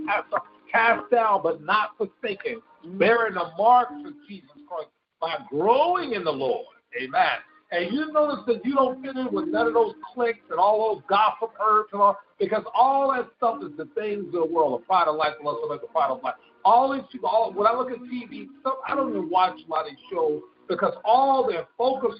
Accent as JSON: {"language": "English", "region": "West Coast", "country": "United States", "tie": "born or raised there", "said": "I was born on the East Coast, grew up on the West Coast"}